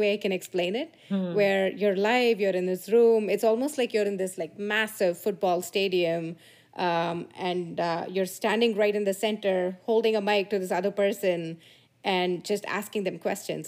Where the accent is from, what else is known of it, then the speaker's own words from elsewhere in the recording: India; moved away; I grew up in India in a small town, very sleepy little town